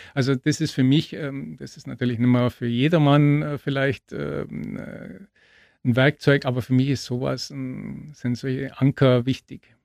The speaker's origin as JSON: {"language": "German", "town": "Augsburg", "region": "Bavaria", "country": "Germany", "said": "bis nach Augsburg in meine Heimat"}